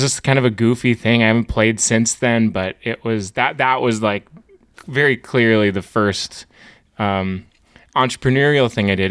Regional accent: Hazen, North Dakota, United States; now in Bismarck, United States; I grew up in Hazen, which is a small town, twenty-five hundred people, and I, I, I'm a small town, North Dakota through and through

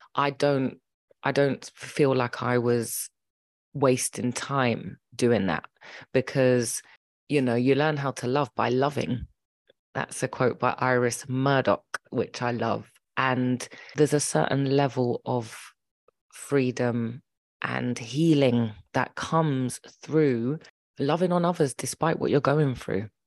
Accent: London, United Kingdom; also born or lived in Birmingham; We lived in Birmingham, m, but they separated and she left to London, um, and started a new life with us

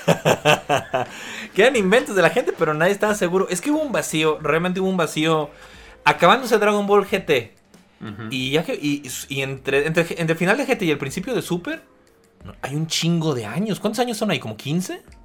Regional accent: Mexico; aquí en México

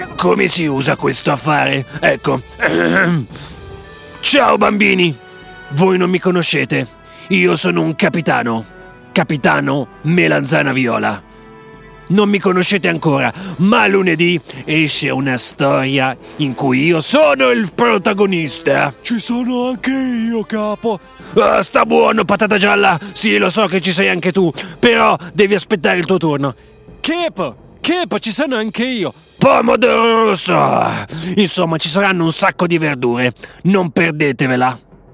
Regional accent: Bologna, Emilia-Romagna, Italy; tornare nella mia città di Bologna

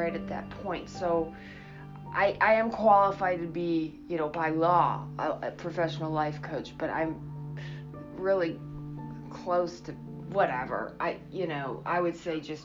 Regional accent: New Hampshire, United States; also born or lived in Ohio; I grew up in New Hampshire, and I went to school out in Ohio and went back out there

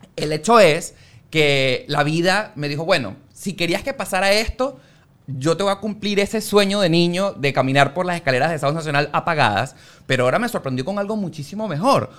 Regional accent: Valencia, Carabobo, Venezuela; moved away; also born or lived in Caracas; yo soy de Valencia, me mudé para Caracas

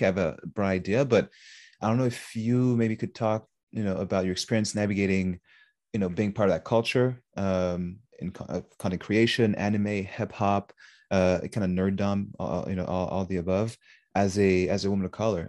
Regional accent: Montreal, Quebec, Canada; me growing up in Montreal

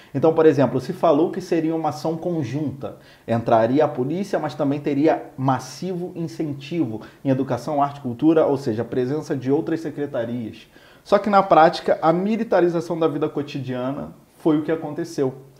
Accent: Rio de Janeiro, Brazil; eu nasci no Complexo do Alemão, né? sou cria

